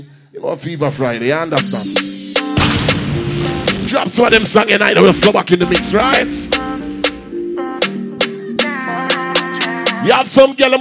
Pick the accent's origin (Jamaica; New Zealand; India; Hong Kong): Jamaica; I'm a Jamaican